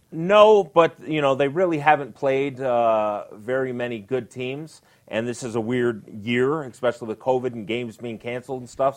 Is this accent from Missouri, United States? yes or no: no; Detroit, Michigan, United States; I grew up in Detroit